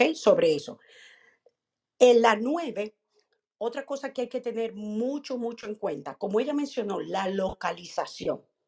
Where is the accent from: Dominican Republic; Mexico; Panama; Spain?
Dominican Republic; en mi país, República Dominicana